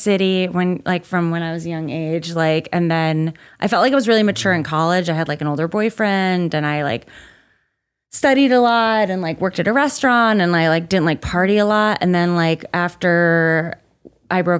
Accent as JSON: {"language": "English", "region": "Connecticut", "country": "United States", "tie": "born or raised there", "moved": "yes", "said": "I didn't grow up in Chicago. Yeah, I didn't grow up in LA. I grew up in Connecticut"}